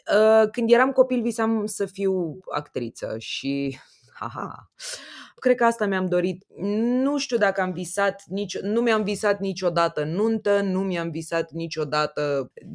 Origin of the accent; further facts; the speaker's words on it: Romania; ca români